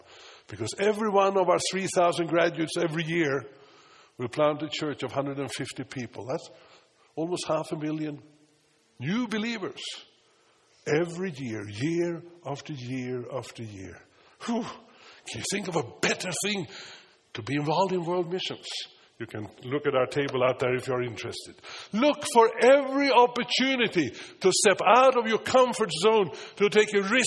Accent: Stockholm, Stockholm County, Sweden; English is a second language; now in United States; when I was 10 years old and a cruise ship came to Stockholm, where I lived.

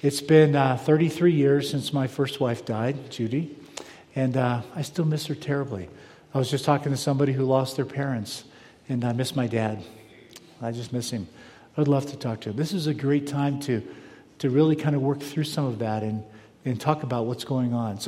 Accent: South Florida, United States; moved away; when I was a kid, I grew up in South Florida

